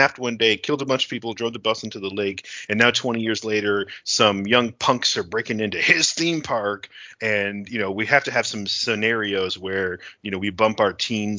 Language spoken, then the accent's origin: English; Niagara Falls, New York, United States; growing up in Niagara Falls in the 90s.